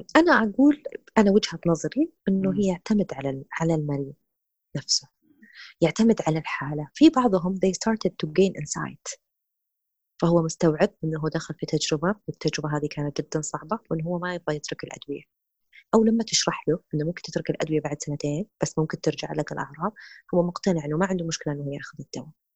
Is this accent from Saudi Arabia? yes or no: yes; Saudi Arabia; هنا عندنا في السعوديه